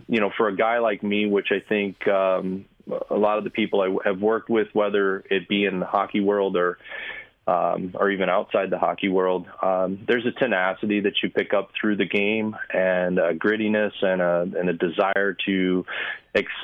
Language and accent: English; St. Louis, Missouri, United States; I'm actually from St. Louis. I was born and raised here